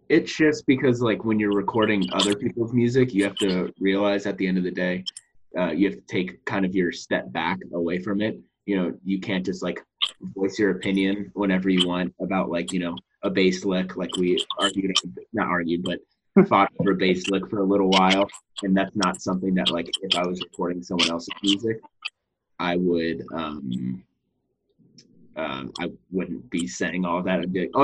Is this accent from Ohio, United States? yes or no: yes; Cincinnati, Ohio, United States; also born or lived in Athens; Yeah, Cincinnati. I grew up in Cincinnati and Athens. Cincinnati's great.